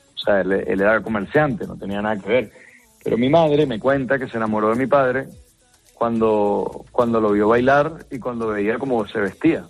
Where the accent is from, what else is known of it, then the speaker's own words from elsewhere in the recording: Venezuela; moved away; soy venezolano